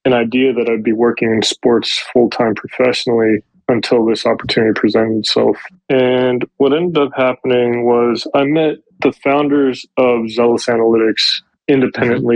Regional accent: just outside Los Angeles, California, United States; I grew up just outside Los Angeles

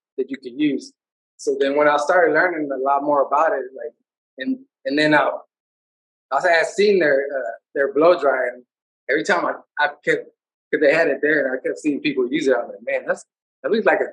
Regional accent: Houston, Texas, United States; I'm a big Houston, you know, representer of my hometown city. I love other cities, but, you know, if you're, I'm born and raised here, and, you know, I represent Houston to the max.

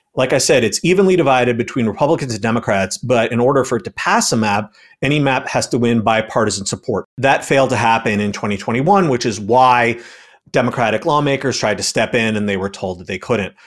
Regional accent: New York, United States; moved away; my home state of New York

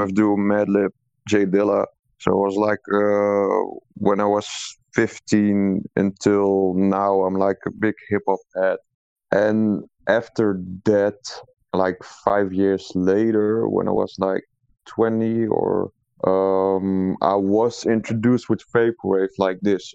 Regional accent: Netherlands; I'm not actually from Amsterdam, but from a small town that's 2 hours away from Amsterdam

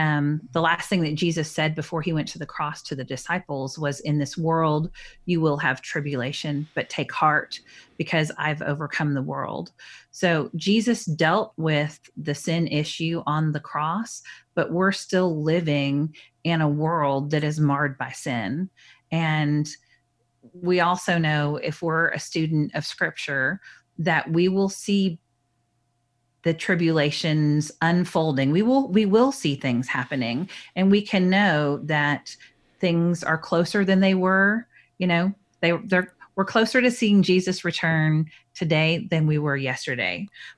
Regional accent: Minnesota, United States; born there; also born or lived in North Dakota / Texas; now in Dallas, United States; So I was born in Minnesota and then moved to North Dakota and then moved to Texas and lived in the Woodlands, which is a suburb of Houston, not very far from my home now.

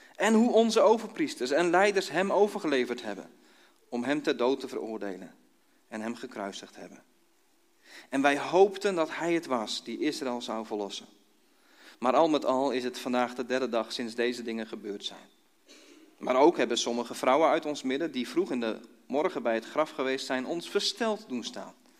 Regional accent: Dordrecht, South Holland, Netherlands; moved away; also born or lived in Kampen / Nieuw-Buinen; ooit geboren in Dordrecht. Eh, met omzwerving in Kampen terechtgekomen. Twaalf jaar in Kampen gewoond

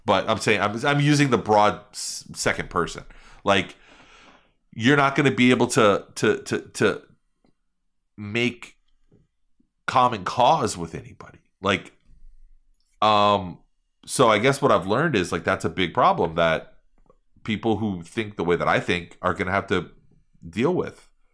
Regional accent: New York, United States; now in Miami, United States; growing up in New York

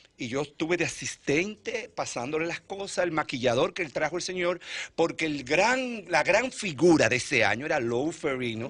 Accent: Santiago de los Caballeros, Santiago, Dominican Republic; moved away; Yo extraño en mi pueblo Santiago

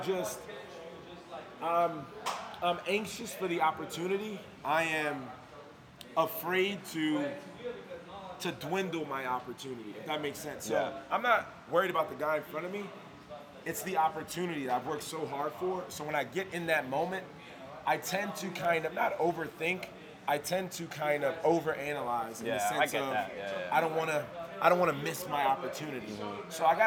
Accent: New York City, New York, United States; moved away as an adult; also born or lived in Orlando, Florida; I'm from Brooklyn, New York. I started training in Florida, though

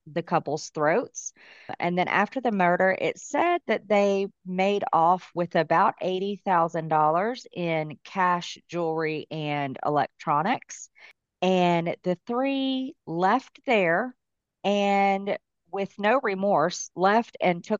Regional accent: Alabama, United States; I'm from Alabama, so we get hurricanes all the time

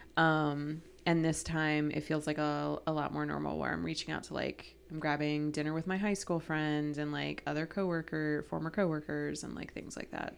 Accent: Ohio, United States; growing up in Ohio

